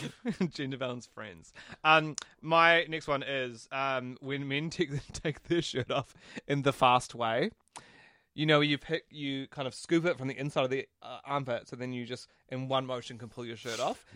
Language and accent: English; Christchurch, Canterbury, New Zealand; also born or lived in Auckland; When I moved from Auckland to Christchurch